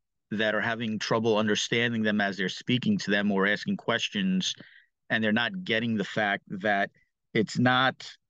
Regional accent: New York City, New York, United States; growing up in New York City, specifically in Brooklyn

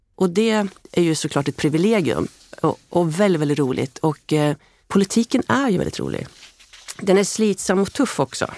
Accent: Hällefors, Örebro County, Sweden; Jag är ju född i Hällefors

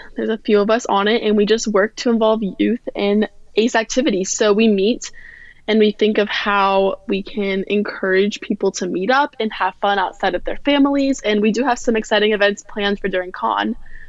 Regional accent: Glen Allen, Virginia, United States; I am from Glen Allen, Virginia.

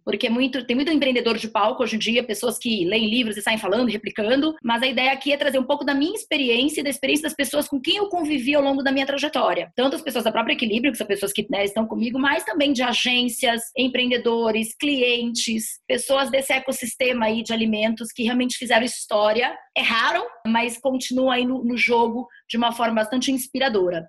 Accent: Manaus, Amazonas, Brazil; moved away as an adult; now in São Paulo, Brazil; a própria vinda de Manaus, eu sou de Manaus, a minha vinda de Manaus para São Paulo

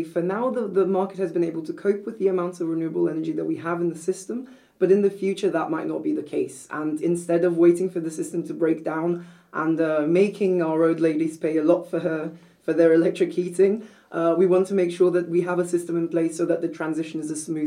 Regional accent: Brazil; moved away as an adult; also born or lived in Copenhagen, Denmark; now in Denmark; I'm originally from Brazil, so I did a bachelor's at the University of Sao Paulo

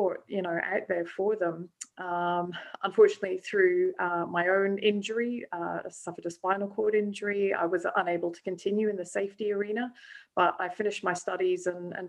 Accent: Scotland, United Kingdom; moved away as an adult; also born or lived in South Africa / Australia; now in Melbourne, Australia; I was born in South Africa, but raised in Scotland from a young age, and moved out to Australia 18 years ago

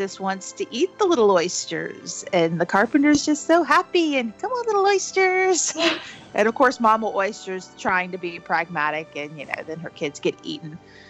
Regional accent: Florida, United States; I grew up in Florida.

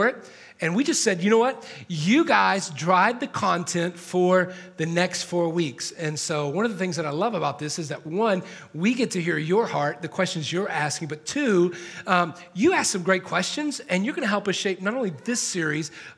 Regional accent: Atlanta, Georgia, United States; now in Los Angeles, United States; I'm not from here, I'm from Atlanta

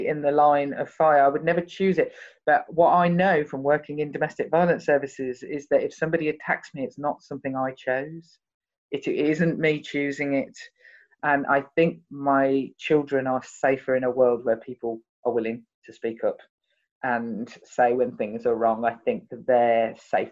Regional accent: Birmingham, West Midlands, United Kingdom; because I'm from Birmingham, they considered me to be posh

